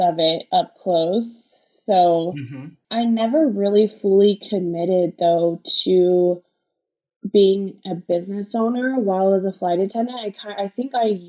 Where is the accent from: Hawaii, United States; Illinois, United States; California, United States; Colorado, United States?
Colorado, United States; moved away as an adult; also born or lived in Denver / Boulder; now in Las Vegas, United States; I am from Colorado originally. I'm from a small town in Colorado